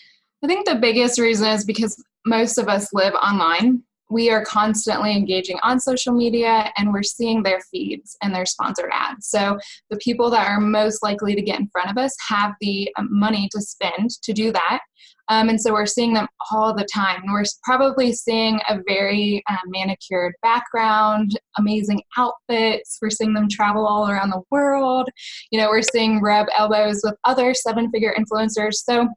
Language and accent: English; North Carolina, United States; now in Missouri, United States; I am from North Carolina. I'm currently living in Missouri, and I'm moving to Philadelphia.